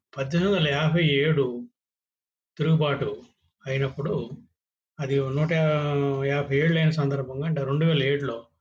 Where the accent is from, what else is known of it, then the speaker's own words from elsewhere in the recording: Srikakulam district, Andhra Pradesh, India; also born or lived in Visakhapatnam; శ్రీకాకుళంలో శ్రీకాకుళం జిల్లాలో చదువుకున్న నా స్కూల్ కానీ మా సొంత ఊరు అయితే విశాఖపట్నం తాతలది వాళ్ళది